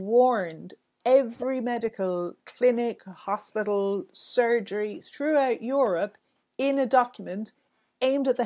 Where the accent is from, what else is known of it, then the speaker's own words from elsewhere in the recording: Ireland; I grew up in Ireland